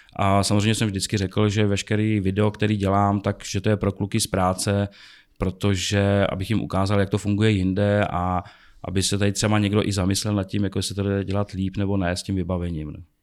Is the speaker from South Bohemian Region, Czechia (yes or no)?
no; Prague, Czechia; jsem prostě z Česka, z Prahy.